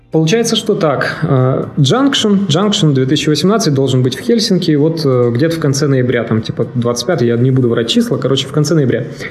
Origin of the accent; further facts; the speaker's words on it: Siberia, Russia; я вообще из Сибири